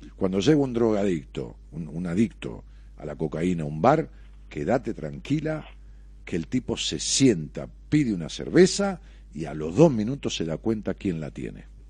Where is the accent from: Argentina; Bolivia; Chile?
Argentina; La Matanza, Buenos Aires; mi pueblo, de la, de la matanza